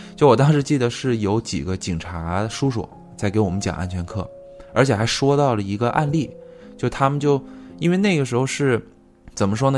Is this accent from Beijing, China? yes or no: no; Shenzhen, Guangdong, China; 我小时候是在深圳长大的，就上初中之后呢，就教育改革嘛，要求全校必须说那个普通话